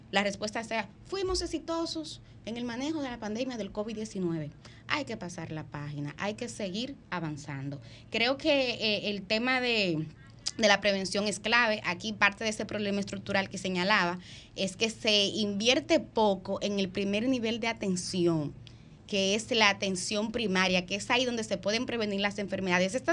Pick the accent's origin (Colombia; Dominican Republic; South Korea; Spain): Dominican Republic; yo creo que es un hecho que como dominicanos y como dominicanas tienen que alarmarnos.